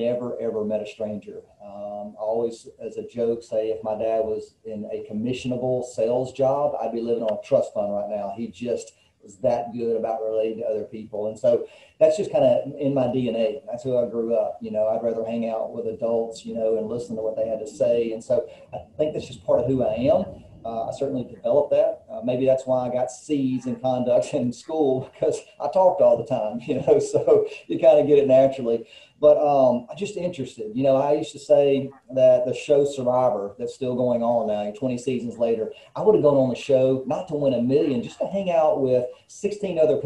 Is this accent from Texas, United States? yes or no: no; northeast Louisiana, United States; moved away as an adult; also born or lived in Georgia; now in Southaven, United States; I was born and raised in Westmoreland, Louisiana, the northeast part